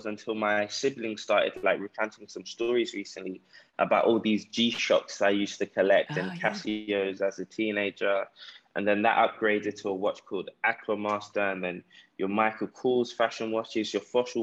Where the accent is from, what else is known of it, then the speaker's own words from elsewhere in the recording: London, United Kingdom; now in Ghana; I grew up in South London, grew up in a council estate.